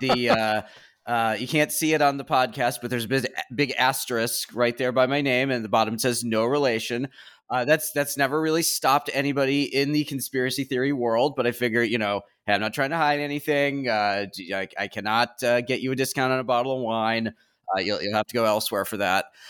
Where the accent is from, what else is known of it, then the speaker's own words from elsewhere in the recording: Chicago suburbs, Illinois, United States; I grew up in the Chicago suburbs.